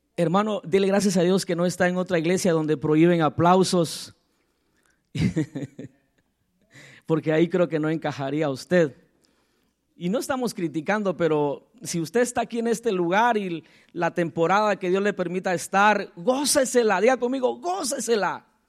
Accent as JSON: {"language": "Spanish", "town": "Tecún Umán", "region": "San Marcos", "country": "Guatemala", "said": "soy de allá, de Aldea del Triunfo, Tecumán, San Marcos, Guatemala, Centroamérica"}